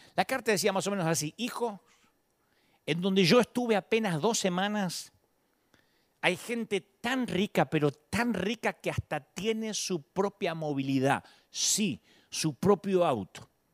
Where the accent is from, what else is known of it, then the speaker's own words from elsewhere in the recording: Billinghurst, Buenos Aires Province, Argentina; moved away; de Billinghurst, mi barrio natal